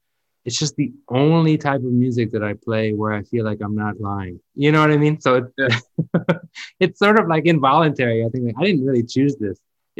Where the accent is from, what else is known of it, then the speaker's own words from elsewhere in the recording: Memphis, Tennessee, United States; moved away; I come from Memphis, but like, I didn't come from a gospel church. I come from a boring Presbyterian church.